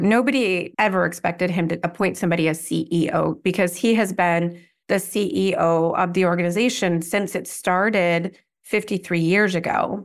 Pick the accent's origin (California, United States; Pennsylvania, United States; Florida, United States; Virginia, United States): California, United States; moved away; also born or lived in Washington, D.C.; I grew up in California